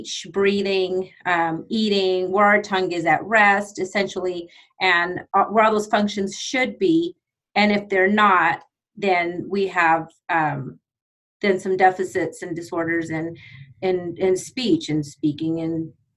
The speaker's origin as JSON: {"language": "English", "town": "Odessa", "region": "Texas", "country": "United States", "also_born_or_lived": "Abilene, Texas", "said": "I'm from Odessa, Texas, way over here, West Texas."}